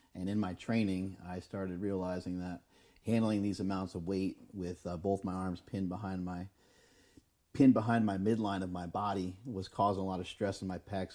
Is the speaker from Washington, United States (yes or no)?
no; New York, United States; We're from New York